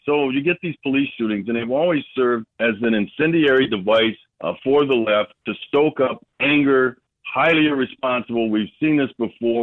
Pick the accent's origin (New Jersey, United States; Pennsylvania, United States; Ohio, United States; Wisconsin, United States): Wisconsin, United States; Milwaukee; I'm born and raised in Milwaukee County